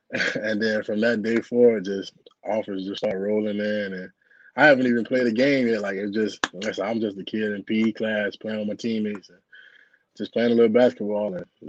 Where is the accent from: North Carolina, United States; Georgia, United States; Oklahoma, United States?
Georgia, United States; Griffin; moved away; I'm from Griffin, Georgia, so I played at Spalding High School.